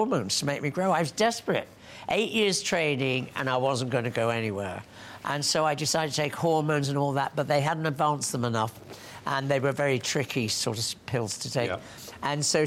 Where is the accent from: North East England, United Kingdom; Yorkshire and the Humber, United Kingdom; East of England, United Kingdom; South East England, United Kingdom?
North East England, United Kingdom; Hartlepool; also born or lived in Plymouth; I was brought up in Hartlepool in County Durham, and I'm from Plymouth, but we moved here when I was 5 years old.